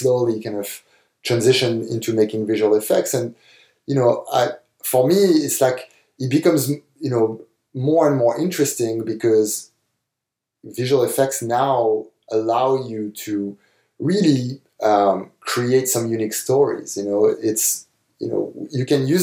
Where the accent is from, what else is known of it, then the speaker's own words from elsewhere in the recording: France; moved away; when I was growing up in France